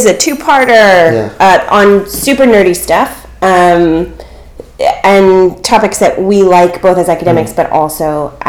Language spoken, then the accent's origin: English; California, United States; also born or lived in New York; we're from California